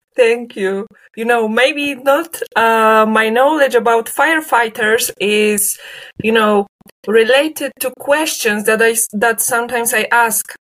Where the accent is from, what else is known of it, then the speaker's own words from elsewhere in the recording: Leszno, Greater Poland, Poland; Now it's Leszno because now I'm in my hometown